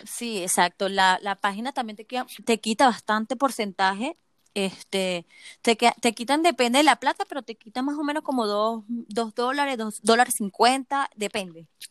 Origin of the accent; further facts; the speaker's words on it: Venezuela; now in Chile; yo soy venezolana, eh, este, pero estoy aquí en Chile.